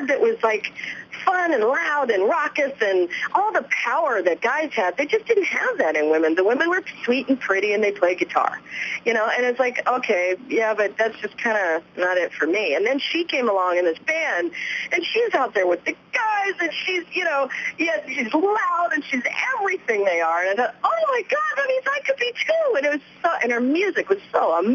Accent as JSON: {"language": "English", "region": "Southern California", "country": "United States", "tie": "born or raised there", "said": "I grew up in Southern California"}